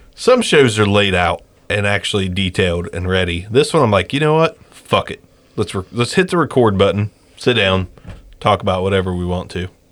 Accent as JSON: {"language": "English", "town": "Jackson", "region": "Ohio", "country": "United States", "said": "we're from Jackson"}